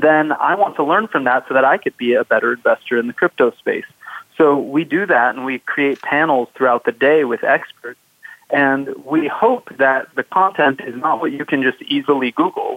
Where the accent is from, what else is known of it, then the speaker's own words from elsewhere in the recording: Southern California, United States; I grew up in Southern California, which is why I created 805 Startups.